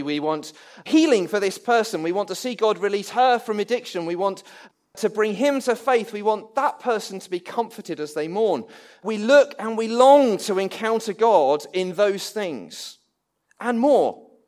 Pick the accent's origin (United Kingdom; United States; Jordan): United Kingdom; England; I'm English.